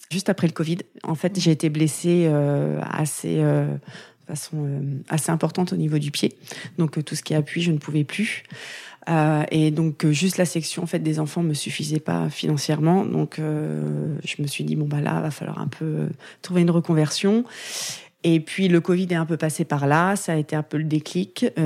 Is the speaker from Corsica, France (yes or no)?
no; Valognes, Normandy, France; en Normandie, mais pas à Granville. Je suis du Nord-Cotentin. Je suis née à Valogne, voilà, où j'ai fait euh, la plupart